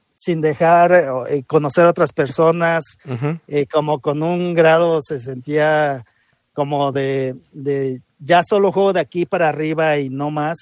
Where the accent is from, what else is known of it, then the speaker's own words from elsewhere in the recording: Mexico; así somos los mexicanos